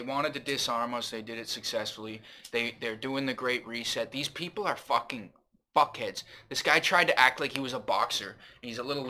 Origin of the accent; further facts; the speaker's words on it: Canada; I'm about as Canadian as it gets. My mom's eighth generation fucking Canadian. My dad's native. I know this fucking country. I love Canada. I live here.